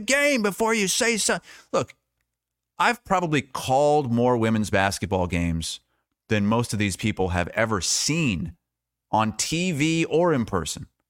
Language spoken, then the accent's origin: English; Iowa, United States; I was from Iowa